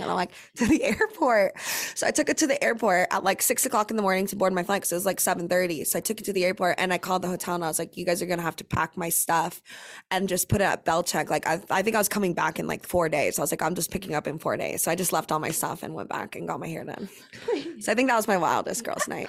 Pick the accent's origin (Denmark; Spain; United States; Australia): United States; Orange County, California; moved away as an adult; now in Dallas, United States; I grew up in Orange County